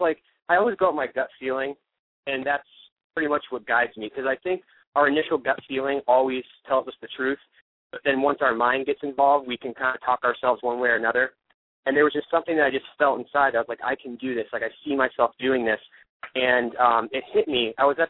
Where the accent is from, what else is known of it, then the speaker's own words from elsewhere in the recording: Ohio, United States; moved away; and my whole life was just like, boom, boom, boom, like sports, and then it all stopped, and then I moved out here and star